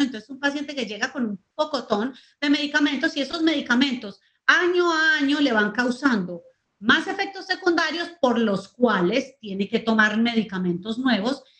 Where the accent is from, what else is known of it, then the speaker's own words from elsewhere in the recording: Colombia; moved away as an adult; now in Panama; yo nací en Colombia, pero vivo en Panamá pero viajo, vivo entre Colombia y Panamá